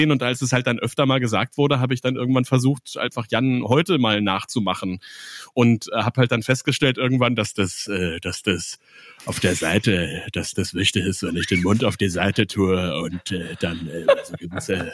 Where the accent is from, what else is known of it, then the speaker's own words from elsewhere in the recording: Bavaria, Germany; accent: Bavarian; und habe hab meinen bayerischen Akzent abgestellt, irgendwie so gut es ging